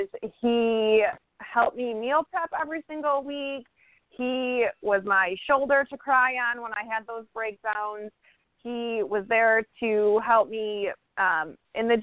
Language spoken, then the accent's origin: English; Chicago, Illinois, United States; moved away as an adult; now in Florida, United States; I'm originally from Chicago